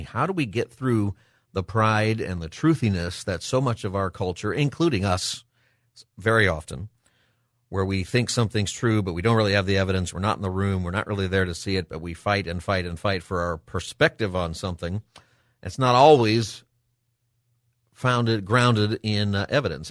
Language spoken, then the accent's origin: English; United States; As an American